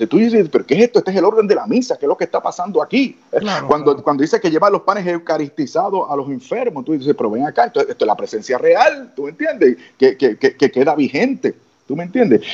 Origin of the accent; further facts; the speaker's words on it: Puerto Rico; tú sabes cómo somos los boricuas